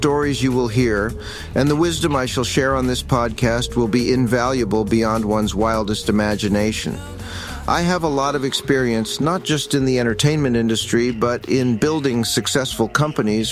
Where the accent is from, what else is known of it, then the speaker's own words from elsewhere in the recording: Los Angeles, California, United States; Growing up in Hollywood